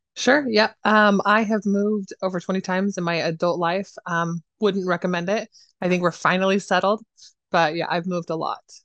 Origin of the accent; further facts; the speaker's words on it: Idaho, United States; I was raised in Idaho